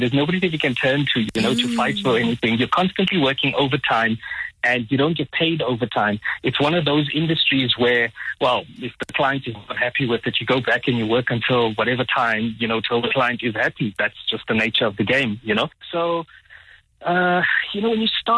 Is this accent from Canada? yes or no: no; Mthatha, Eastern Cape, South Africa; I'm from Mthatha in the Eastern Cape